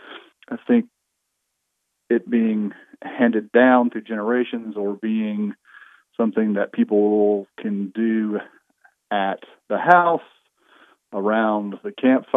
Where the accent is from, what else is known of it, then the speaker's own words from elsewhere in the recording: Nashville, Tennessee, United States; moved away as an adult; now in Western North Carolina, United States; I was a Nashville native and moved to the mountains 25 some odd years ago. And even growing up around Nashville